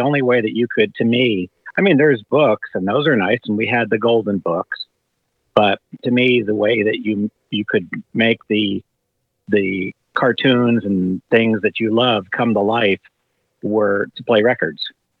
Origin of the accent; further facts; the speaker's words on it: Miami, Florida, United States; I grew up, we moved to Florida. I grew up in the Miami, Fort Lauderdale area